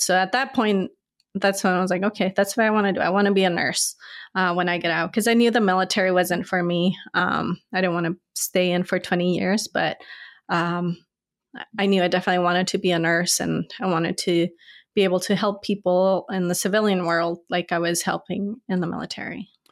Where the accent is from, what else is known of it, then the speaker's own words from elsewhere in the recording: El Paso, Texas, United States; moved away as an adult; also born or lived in Ciudad Juarez, Chihuahua, Mexico / Norfolk, Virginia; now in Charlottesville, United States; I was born in Mexico. I lived, moved to Texas in fourth grade and lived in West Texas, El, far West Texas, middle of nowhere, El Paso